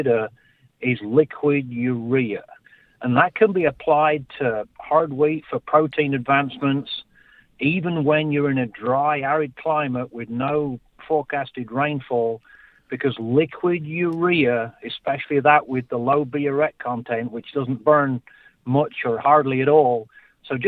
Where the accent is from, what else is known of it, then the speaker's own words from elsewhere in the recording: England, United Kingdom; moved away; I'm originally from England